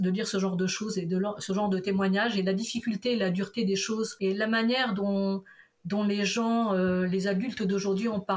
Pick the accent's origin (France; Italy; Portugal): Portugal; on la comprend très bien, surtout quand on est portugais, on, arrive bien à la comprendre.